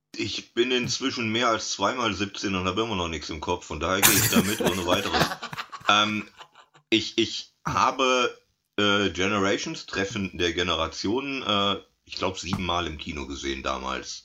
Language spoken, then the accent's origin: German; SWF broadcast area, south-west Germany, Germany; hier, wo ich aufgewachsen bin, beim SWF